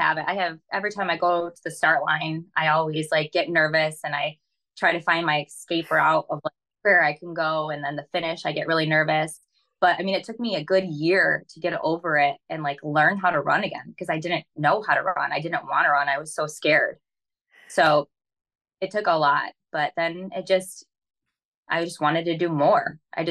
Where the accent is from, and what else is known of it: Michigan, United States